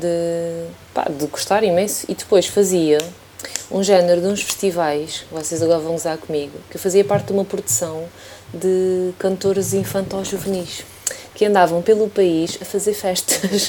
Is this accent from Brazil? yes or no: no; Elvas, Alentejo, Portugal; also born or lived in Badajoz, Spain; quando tinha 18 anos, estás a ver, em Elvas, na minha terra